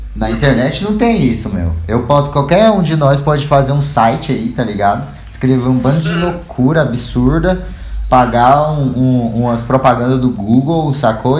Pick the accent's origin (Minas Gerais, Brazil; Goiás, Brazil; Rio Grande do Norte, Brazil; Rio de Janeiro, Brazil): Goiás, Brazil; Goiânia; accent: goiano; moved away; bem típico saber quem é goiano, né? A gente, a gente tem um, um sotaque muito nosso